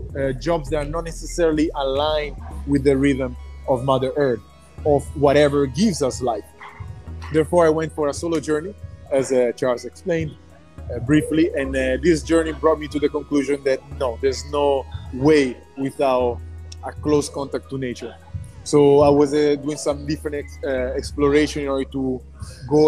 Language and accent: English; Milan, Lombardy, Italy; moved away as an adult; I was born and raised in Italy, as you already mentioned, from an Italian mother and a Ghanaian father